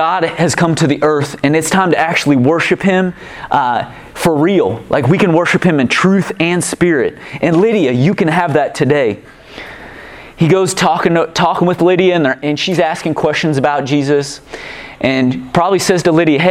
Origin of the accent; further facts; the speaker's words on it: Kansas City, United States; now in Hastings, United States; I'm from Kansas City